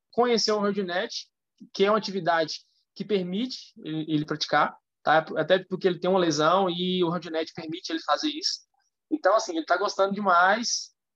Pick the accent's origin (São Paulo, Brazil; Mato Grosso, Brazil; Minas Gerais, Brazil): Minas Gerais, Brazil; Curvelo; sou nascido aqui em Curvelo também